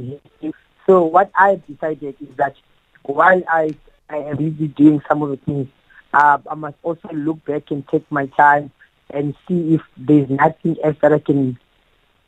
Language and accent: English; Eastern Cape, South Africa; I am from Eastern Cape, and it's Funzani, and that's where I grew up, and that's where I started my boxing.